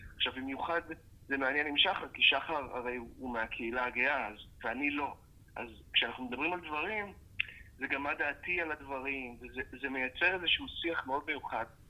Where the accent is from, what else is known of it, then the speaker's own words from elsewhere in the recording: Israel; בתור עם ישראל, כי אנחנו עם ישראל